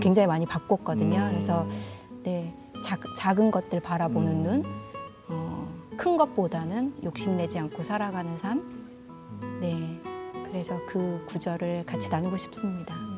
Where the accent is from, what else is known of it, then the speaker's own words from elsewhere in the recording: Haenam, South Jeolla, South Korea; moved away; 제 땅끝 마을, 제 고향으로 다시 돌아가서